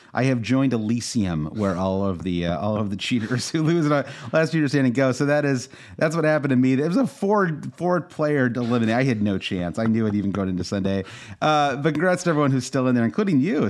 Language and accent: English; United States; as an American